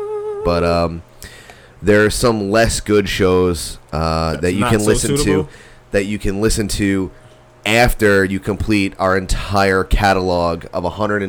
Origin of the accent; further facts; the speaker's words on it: Florida, United States; moved away; technically, I was born in Florida, but I made it out